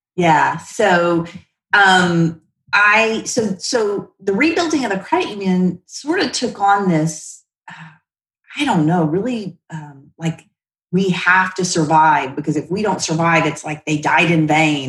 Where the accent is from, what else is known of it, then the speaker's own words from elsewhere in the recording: Shreveport, Louisiana, United States; moved away as an adult; also born or lived in Oklahoma City; grew up again in the South